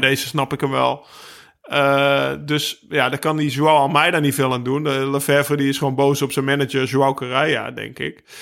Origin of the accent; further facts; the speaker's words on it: Netherlands; mij als Nederlander